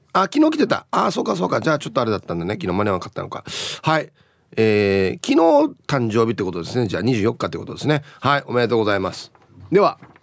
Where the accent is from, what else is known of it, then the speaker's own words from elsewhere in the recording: Uruma, Okinawa, Japan; うちの地元の僕が通ってた小学校でアゲナ小学校です